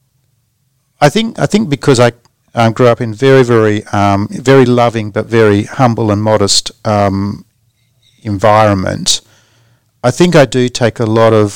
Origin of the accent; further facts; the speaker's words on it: Port Hedland, Western Australia, Australia; I grew up in Port Hedland because my father was the local policeman